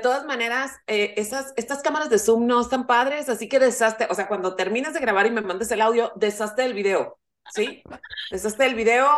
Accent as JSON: {"language": "Spanish", "region": "northern Mexico", "country": "Mexico", "said": "El, el inglés que usamos los norteños no es como el inglés que usa Marta de baile"}